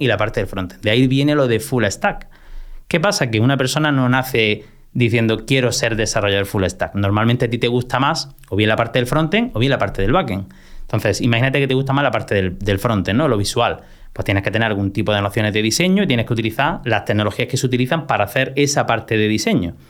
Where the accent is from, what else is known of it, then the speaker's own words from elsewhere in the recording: Motril, Andalusia, Spain; al único instituto de mi pueblo, que yo soy de Motril, de Granada